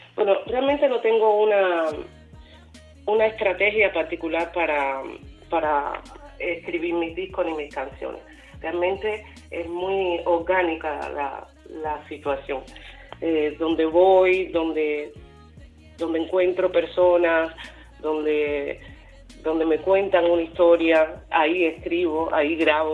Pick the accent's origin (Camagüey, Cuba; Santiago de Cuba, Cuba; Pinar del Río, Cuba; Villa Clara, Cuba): Pinar del Río, Cuba; also born or lived in Havana, Cuba; now in Paris, France; Nací en Cuba, en Pinar del Río